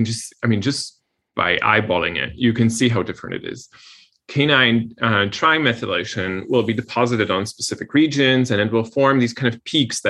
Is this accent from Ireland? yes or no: no; Poland; moved away; I come from Poland